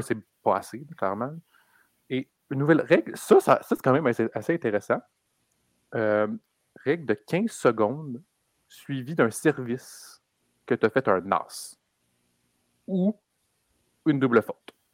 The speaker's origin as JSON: {"language": "French", "region": "Quebec", "country": "Canada", "said": "on est québécois"}